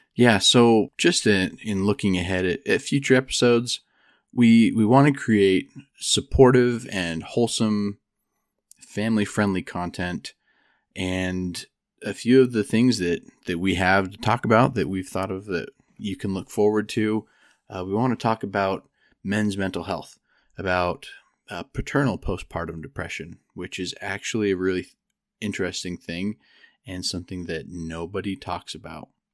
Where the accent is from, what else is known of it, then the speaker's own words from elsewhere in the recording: Idaho, United States; moved away as an adult; also born or lived in Provo, Utah; now in Denver, United States; I grew up in Idaho